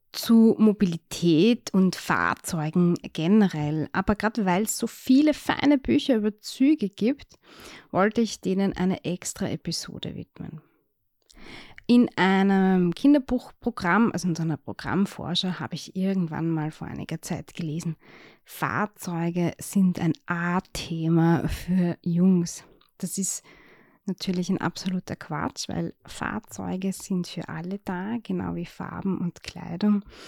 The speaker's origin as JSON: {"language": "German", "country": "Austria", "said": "als Österreicherin"}